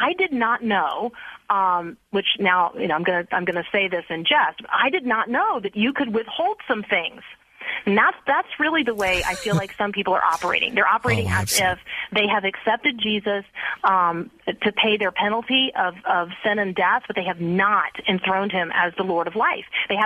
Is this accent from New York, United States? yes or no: no; Tampa, Florida, United States; I grew up in Tampa Bay, and I went to Plant High School